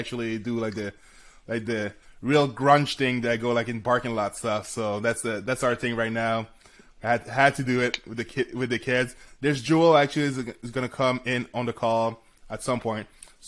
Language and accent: English; Canada; I'm from Canada.